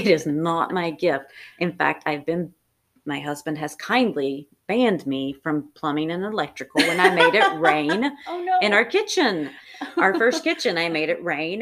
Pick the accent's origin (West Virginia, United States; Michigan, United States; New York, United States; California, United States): West Virginia, United States; Southern; moved away; I grew up in Southern West Virginia when they still burned our trash.